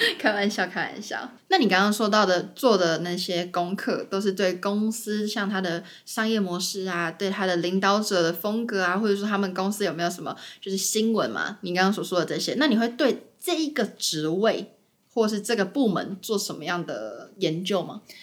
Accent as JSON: {"language": "Chinese", "country": "Taiwan", "moved": "as an adult", "lives_now": "New York, United States", "said": "像我自己在台湾的时候，我被教育的方式"}